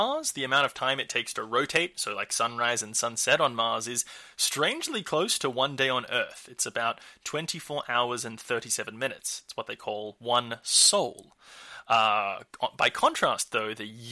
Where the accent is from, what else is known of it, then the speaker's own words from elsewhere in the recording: Australia; my home country, Australia